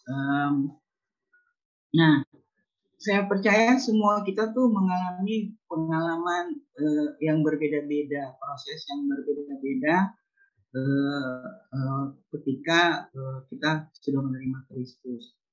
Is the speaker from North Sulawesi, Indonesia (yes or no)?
yes; Tomohon, North Sulawesi, Indonesia; now in Jakarta, Indonesia; ketika saya uh, move ya dari dari uh, kampung halaman saya dari uh, Manado Tomohon ke Jakarta.